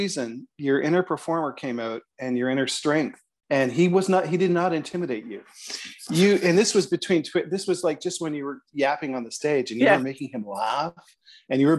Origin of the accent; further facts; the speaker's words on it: Toronto, Ontario, Canada; you can tell I'm from Toronto because I said Toronto